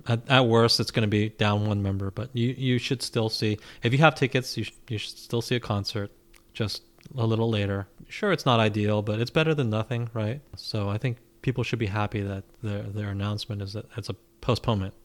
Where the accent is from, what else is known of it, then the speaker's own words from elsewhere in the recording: United States; as an American fan